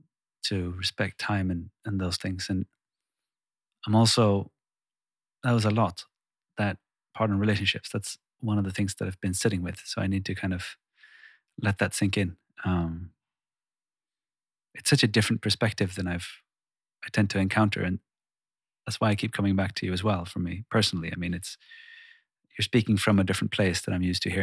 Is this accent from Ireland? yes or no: no; Sweden; first language Swedish; English is a second language; moved away as an adult; now in Iceland; I've been living, born and raised in Sweden, like I said, and recently moved here.